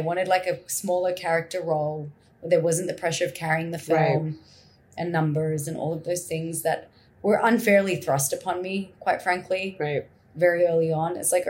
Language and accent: English; Perth, Western Australia, Australia; accent: Australian; moved away as an adult; also born or lived in India / Mumbai; So I was born there, brought up there.